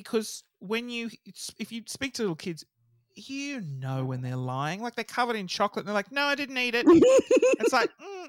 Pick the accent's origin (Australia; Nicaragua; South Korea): Australia; Brighton, Victoria; I am from Brighton. It's very wealthy.